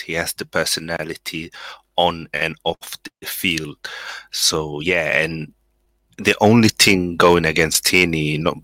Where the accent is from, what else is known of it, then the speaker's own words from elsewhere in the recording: Sweden; now in Coventry, United Kingdom; I was actually born in Sweden